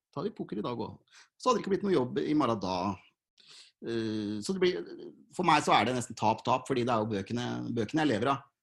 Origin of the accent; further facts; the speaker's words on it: Fredrikstad, Østfold, Norway; jeg er 37 og født og oppvokst i Fredrikstad